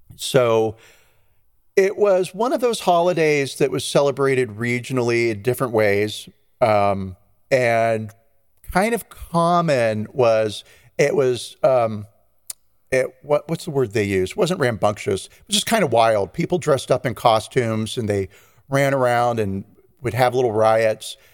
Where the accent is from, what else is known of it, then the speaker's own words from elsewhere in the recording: United States; I'm not Catalonian, but I am American